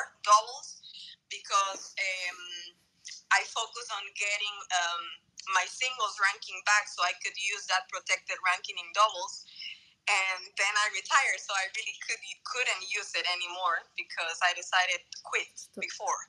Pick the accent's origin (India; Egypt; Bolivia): Bolivia; Santa Cruz de la Sierra, Santa Cruz; I'm from Bolivia, from Santa Cruz